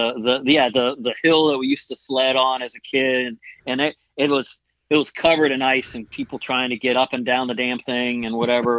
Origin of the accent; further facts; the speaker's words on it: Arlington, Virginia, United States; moved away as an adult; also born or lived in Washington D.C.; now in Florida, United States; I was born in Washington D.C. That's right. Grew you, up in Arlington, Virginia